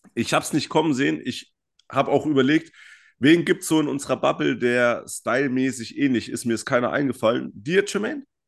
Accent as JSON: {"language": "German", "area": "Franconia", "region": "Bavaria", "country": "Germany", "said": "aus dem schönen Frankenland"}